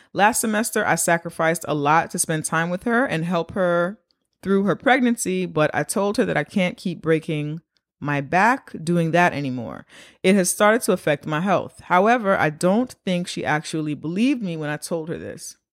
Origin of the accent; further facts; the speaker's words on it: New York City, New York, United States; As a black New Yorker